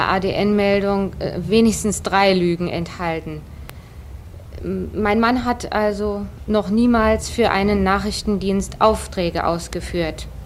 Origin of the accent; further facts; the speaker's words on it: Berlin, Germany; Und die dritte Sache, ich bin eine Berlinerin. Ich kenne genau die örtlichen, geografischen und auch die politischen Verhältnisse zwischen den einzelnen Sektoren